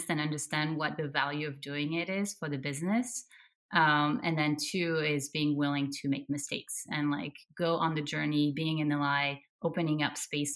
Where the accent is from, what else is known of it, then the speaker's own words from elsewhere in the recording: France; now in United States; I'm originally from France and have lived in the US for a while.